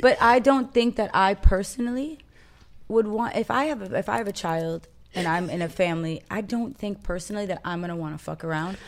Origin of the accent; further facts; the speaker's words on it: Los Angeles, California, United States; I am from Los Angeles, California